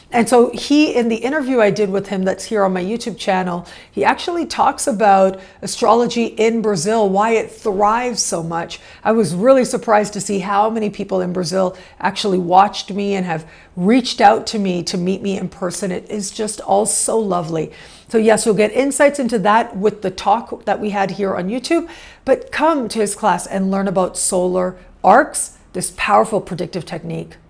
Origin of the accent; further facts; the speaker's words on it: Canada; moved away as an adult; also born or lived in Mexico; I was born and raised in Canada, so that is a lifelong relationship that I have with that country